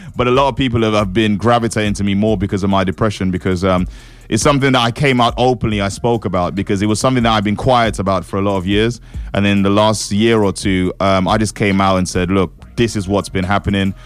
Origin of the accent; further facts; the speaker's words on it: St. Lucia; also born or lived in East London; now in London, United Kingdom; Born and raised in the Caribbean